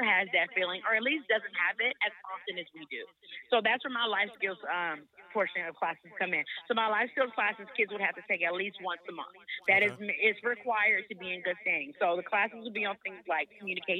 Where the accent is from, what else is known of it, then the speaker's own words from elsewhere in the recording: Oakland, California, United States; moved away as an adult; now in Georgia, United States; I am from Oakland, California, born and raised